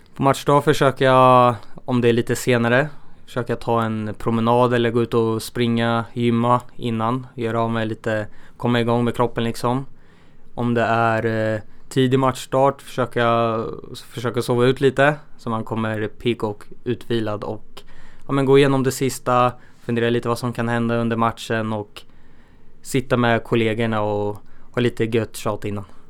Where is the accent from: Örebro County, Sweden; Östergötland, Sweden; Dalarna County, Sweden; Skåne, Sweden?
Örebro County, Sweden; Örebro; born or raised there